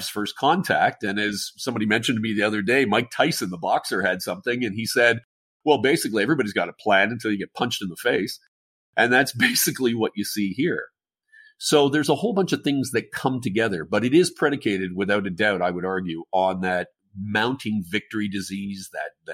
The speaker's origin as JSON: {"language": "English", "country": "Canada", "said": "Being the Canadian"}